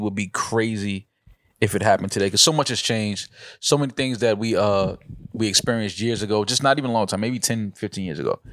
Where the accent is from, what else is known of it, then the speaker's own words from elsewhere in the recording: New York City, New York, United States; I'm from the Bronx